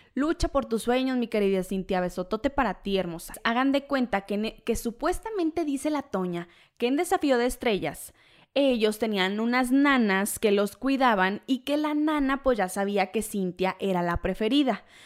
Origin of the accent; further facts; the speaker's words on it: Jalisco, Mexico; soy de Jalisco